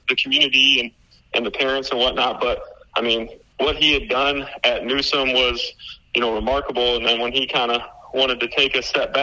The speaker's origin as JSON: {"language": "English", "town": "Toledo", "region": "Ohio", "country": "United States", "tie": "born or raised there", "moved": "yes", "lives_now": "Florida, United States", "said": "I grew up in Ohio, in Toledo, Ohio"}